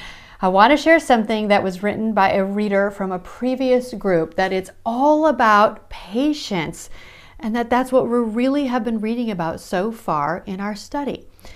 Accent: Midwest, United States; accent: Midwestern; I realize I sound very Midwestern in my accent when I say that word

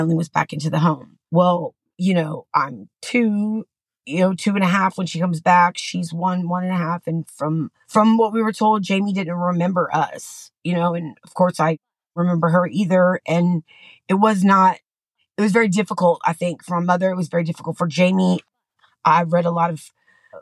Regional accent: San Antonio, Texas, United States; born or raised there; also born or lived in Austin, Texas

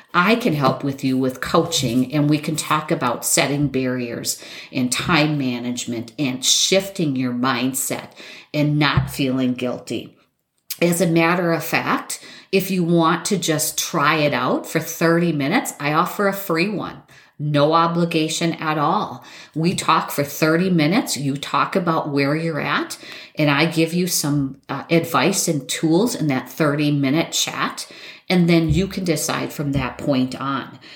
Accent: Wisconsin, United States; I'm from Wisconsin.

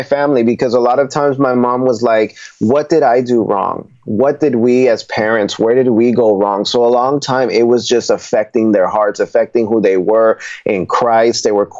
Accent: Nuremberg, Bavaria, Germany; born there; My father was in the military, so we come from a Puerto Rican family. And I was born in Nuremberg, Germany, where my dad was stationed at.

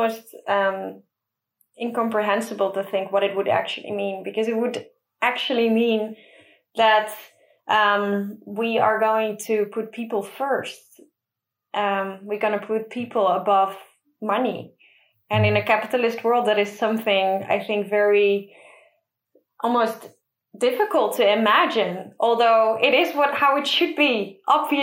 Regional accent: Middelburg, Zeeland, Netherlands; There were two schools in my hometown, Middelburg

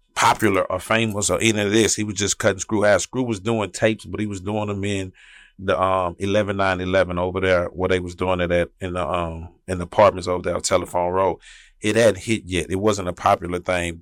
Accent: Houston, Texas, United States; I'm from South Park. That's where I'm from, South Side

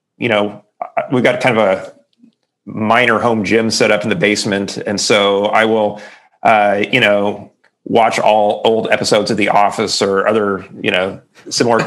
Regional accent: Springfield, Missouri, United States; moved away as an adult; also born or lived in Chicago / Cambridge, England / Princeton / Iowa; I grew up in Springfield, Missouri, in the Ozarks, in a really great Christian family

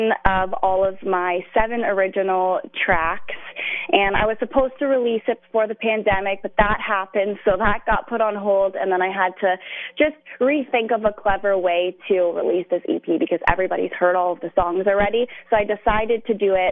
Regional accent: Ajax, Ontario, Canada; I lived in Ajax for my whole life, pretty much

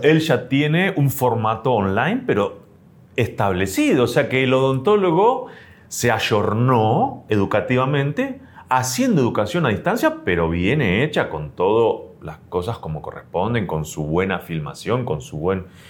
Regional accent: Argentina; como argentino tenemos bien esa base

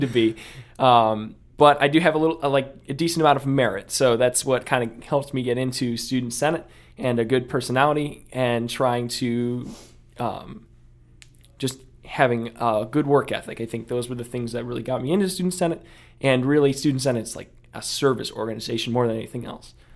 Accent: Akron, Ohio, United States; I came from Akron

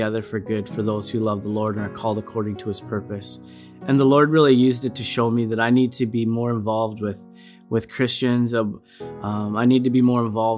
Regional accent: Alberta, Canada; also born or lived in Didsbury, Alberta; I am originally from Didsbury, Alberta, around Calgary. That's where I was born, but I kind of grew up everywhere in Alberta

